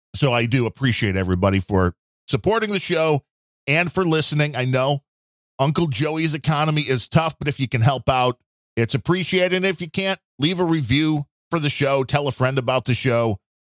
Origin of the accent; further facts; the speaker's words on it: United States; I'm an American.